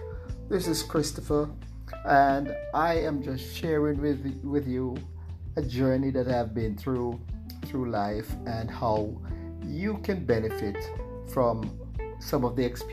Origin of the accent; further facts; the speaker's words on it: Jamaica; I'm from Jamaica